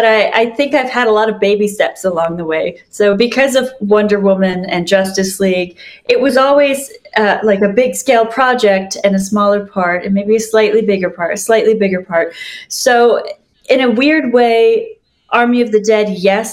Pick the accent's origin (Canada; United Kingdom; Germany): Canada; now in Los Angeles, United States; as a Canadian in my small town